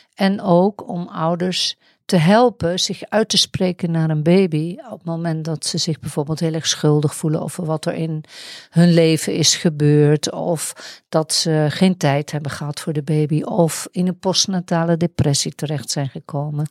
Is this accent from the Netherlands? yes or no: yes; Netherlands